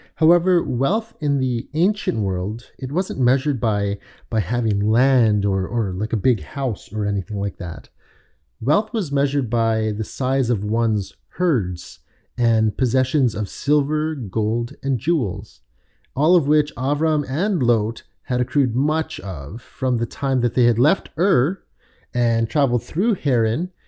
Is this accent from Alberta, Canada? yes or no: no; Toronto, Ontario, Canada; also born or lived in London, Ontario / Richmond Hill; spent my childhood in Toronto, and the majority of my youth and adult life have been spent in a suburb just north of Toronto called Richmond Hill